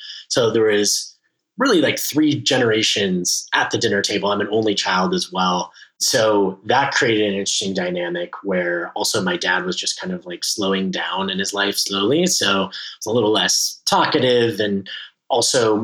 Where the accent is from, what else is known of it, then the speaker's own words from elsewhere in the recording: Los Angeles, California, United States; I grew up in the Valley, the infamous San Fernando Valley, the Valley of the movies